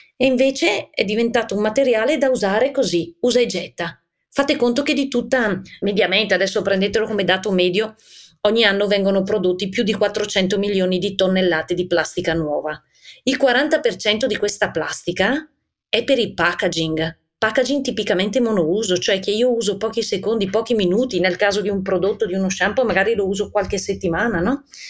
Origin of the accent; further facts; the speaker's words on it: Bergamo, Lombardy, Italy; poi si sente dall'accento. Io son di Bergamo